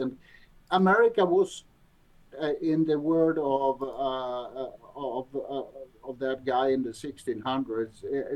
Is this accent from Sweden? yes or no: yes; Sweden; moved away as an adult; now in Florida, United States; I'm a Swede originally. I was born in Sweden over 50 years ago